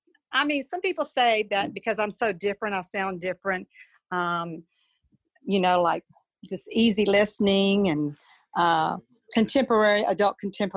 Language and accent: English; Louisiana, United States; moved away as an adult; now in Tennessee, United States; I'm from Louisiana. So back then I was playing for church choirs. But then I moved to Tennessee some years ago